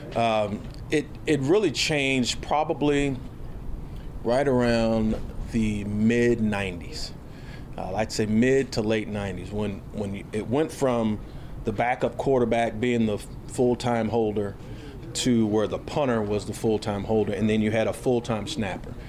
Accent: Houston, Texas, United States; I'm from Houston

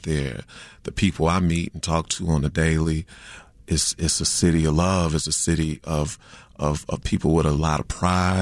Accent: Chicago, Illinois, United States; I was born in the University of Chicago. I was raised on the South Side on 87 in Winchester before moving to the Burbs my eighth grade year.

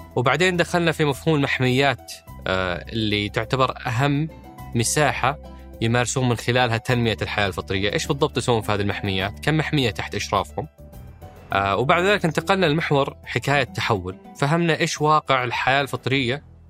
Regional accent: Saudi Arabia; وارث الصيد اللي احنا نحبه كسعوديين

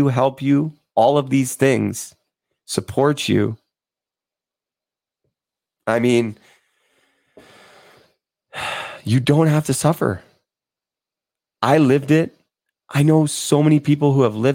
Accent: Vancouver, British Columbia, Canada; I'm from Vancouver

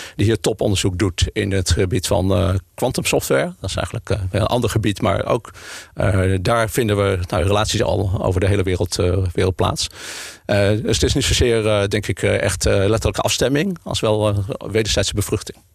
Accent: Utrecht, Netherlands; also born or lived in Leiden; now in Amsterdam, Netherlands; maar ik ben eigenlijk een Utrechter. Geboren getogen in, eh, in Utrecht

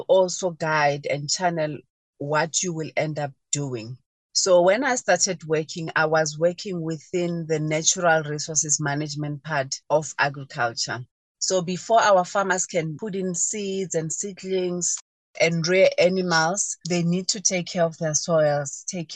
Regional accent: Polokwane area, Limpopo, South Africa; So I was born and bred in Molechi, Ramarivana. It's a small village in Polokwane, outside the Polokwane town in Limpopo province

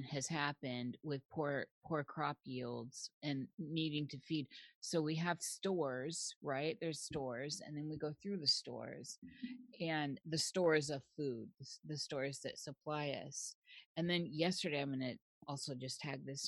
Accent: Midwest, United States; now in Pacific Northwest, United States; I was born in the Midwest

